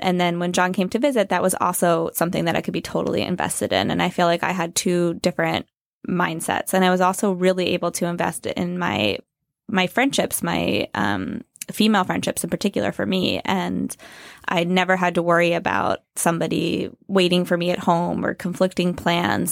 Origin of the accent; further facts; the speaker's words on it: Pennsylvania, United States; moved away as an adult; also born or lived in Chicago; now in New York, United States; I'm from Pennsylvania